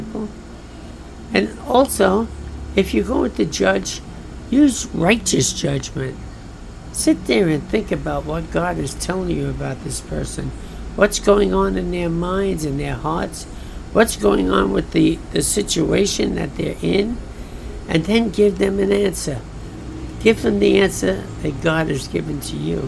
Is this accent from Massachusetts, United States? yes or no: no; New York City, New York, United States; I'm from Brooklyn